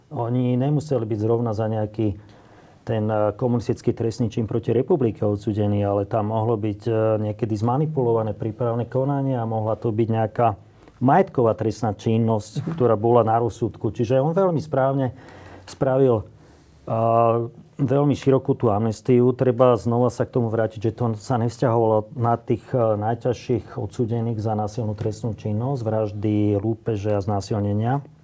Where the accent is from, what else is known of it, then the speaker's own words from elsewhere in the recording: Slovakia; ja som není moc rád niekedy, že som Slovák